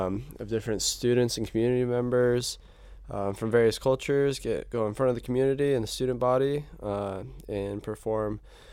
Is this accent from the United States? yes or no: yes; Salt Lake City, Utah, United States; moved away as an adult; now in Hawaii, United States; I'm from Salt Lake City, Utah. Been a student here at BYU Hawaii for about 3 or 4 years now